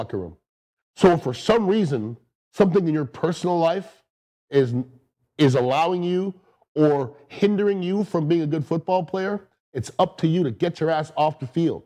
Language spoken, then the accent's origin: English; Canada; I'm from the Great White North of Canada.